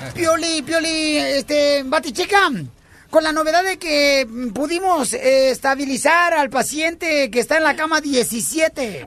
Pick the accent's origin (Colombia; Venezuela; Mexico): Mexico; Jalisco; now in United States; soy de Jalisco.